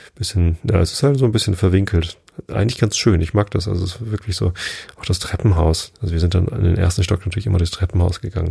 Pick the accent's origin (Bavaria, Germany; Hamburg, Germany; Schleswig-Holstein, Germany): Hamburg, Germany; wir kommen aus Hamburg